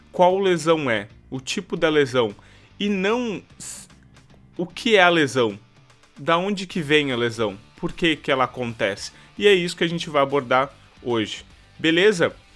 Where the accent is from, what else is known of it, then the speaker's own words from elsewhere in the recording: Santa Maria, Rio Grande do Sul, Brazil; eu sou fisioterapeuta, para quem não me conhece. Eu sou aqui da cidade de Santa Maria, tá?